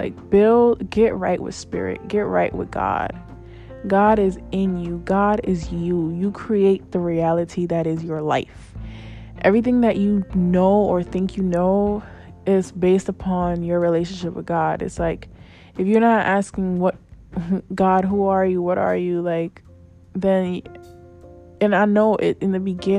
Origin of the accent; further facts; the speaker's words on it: New York City, New York, United States; I'm Black, but I'm a Latina. I'm a New Yorker, but I'm technically from another country because my parents are from there, so I still got that connection.